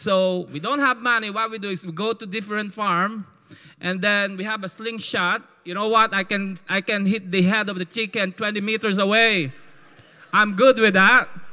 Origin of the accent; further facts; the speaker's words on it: Philippines; accent: call center Filipino; my call center Filipino accent